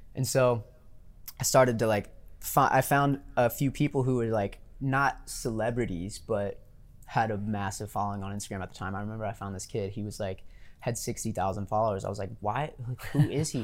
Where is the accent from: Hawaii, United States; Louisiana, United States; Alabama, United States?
Louisiana, United States; growing up in Louisiana